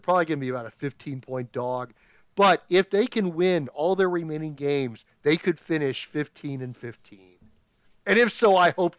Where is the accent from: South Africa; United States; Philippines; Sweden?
United States; Oakland, California; I'm from Oakland. What is an Oakland street fight? Lex Luger would never survive an evening in Oakland.